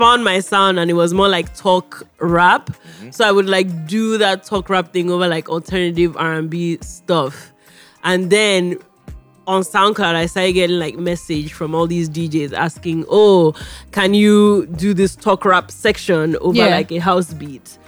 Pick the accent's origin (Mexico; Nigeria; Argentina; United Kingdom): Nigeria; accent: Nigerian, a little New York; moved away; also born or lived in New York; you have my Nigerian accents, you have a little bit of New York in there